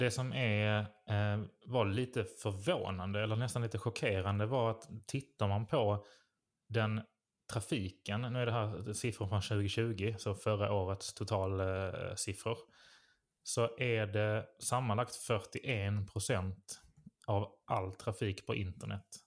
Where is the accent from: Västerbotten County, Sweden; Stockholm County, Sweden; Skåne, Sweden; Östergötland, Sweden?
Skåne, Sweden; Malmö; jag är född och uppvuxen nere i Malmö.